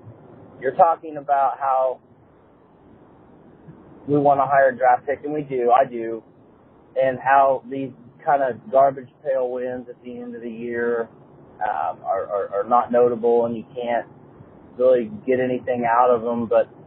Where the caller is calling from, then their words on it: Kansas, United States; I'm calling from Kansas